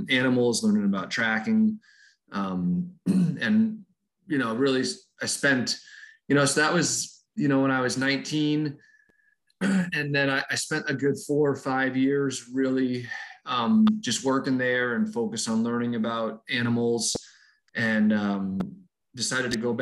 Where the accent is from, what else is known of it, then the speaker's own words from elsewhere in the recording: Boston, Massachusetts, United States; moved away; I grew up in Boston, Massachusetts, right in the middle of the city